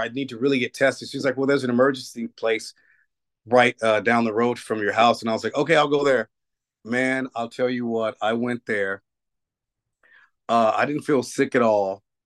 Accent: Nashville, Tennessee, United States; moved away; I grew, I grew up in Nashville

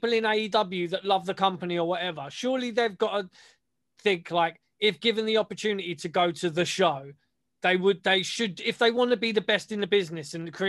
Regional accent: United Kingdom; we're British

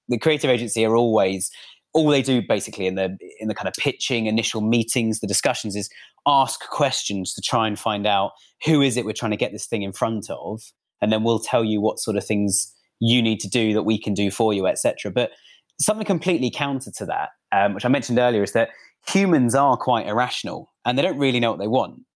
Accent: United Kingdom; I'm actually British.

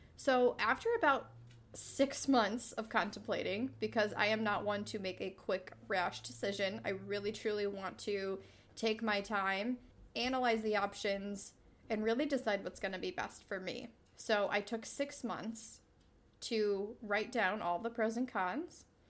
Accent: New York, United States; born or raised there; moved away as an adult

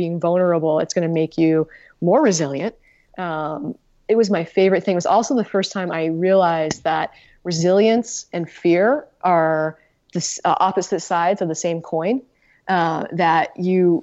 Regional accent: Utah, United States; moved away as an adult; now in Maine, United States; I'm originally from Utah. I grew up in Utah and I went to college in Utah

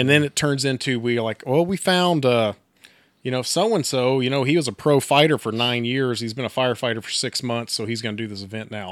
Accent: Texas, United States; now in Coffeyville, United States; I'm not from Coffeyville, I'm from Texas originally

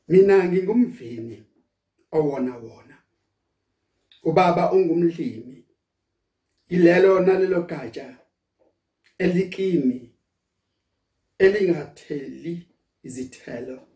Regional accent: South Africa

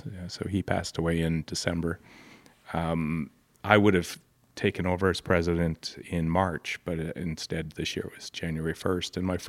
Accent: Alberta, Canada; So I grew up all over Alberta.

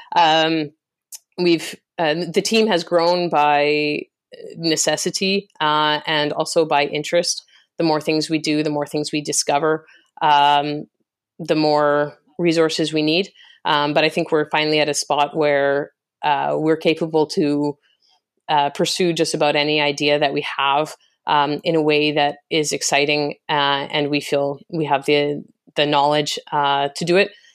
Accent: Western Canada, Canada; moved away as an adult; also born or lived in France / Singapore; I was born and raised in Canada, I, I was raised in Western Canada

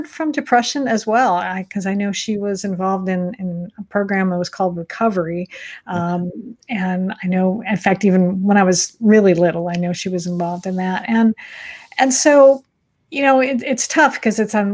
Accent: Michigan, United States; I grew up in Michigan

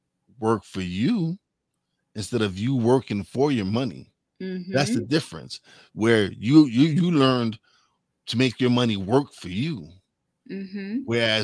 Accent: Bronx, New York, United States; I'm a girl from the Bronx.

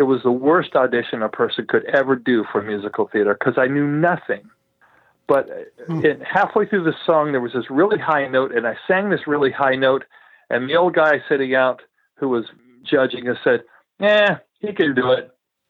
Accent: Texas, United States; also born or lived in Arkansas / Southern California / Louisiana; And so I was born in Arkansas, but we moved out to Southern California, and then we moved back to Louisiana, and then we moved to Texas, and Texas is where I went to high school and college.

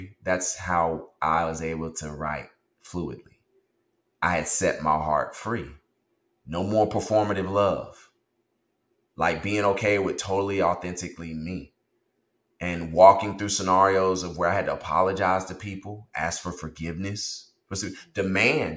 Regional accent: the South, Texas, United States; a young boy growing up in the South

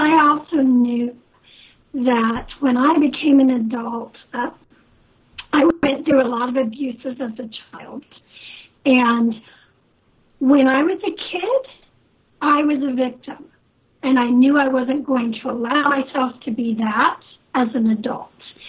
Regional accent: Kansas, United States; also born or lived in Cortland, New York; I left there when I was very little. I've lived all over the United States. Moved to Kansas when I was 12, and I'm a Kansas gal.

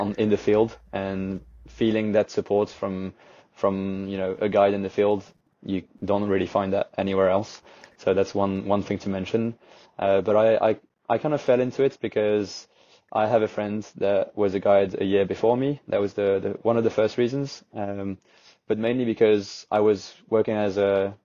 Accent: Camargue National Park, Provence-Alpes-Côte d'Azur, France; now in Lyon, France; I actually grew up in the Camargue National Park, which is where the Rhône River creates a delta.

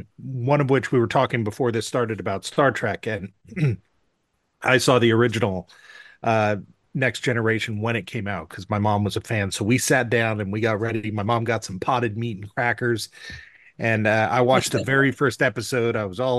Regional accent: California, United States; now in Ashland, United States; I'm a California expatriate. I now live in Southern Oregon. I live in Ashland, Oregon.

